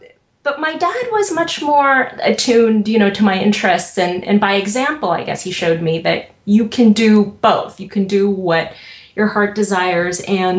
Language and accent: English; Russia; But Yeah, I mean, I think more so than growing up in the Soviet Union, but just knowing that, gosh, you can do something that is interesting to you